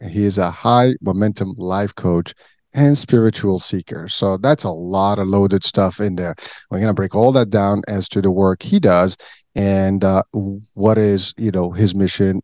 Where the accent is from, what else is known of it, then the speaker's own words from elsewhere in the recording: Morocco; moved away; I was born and raised in Morocco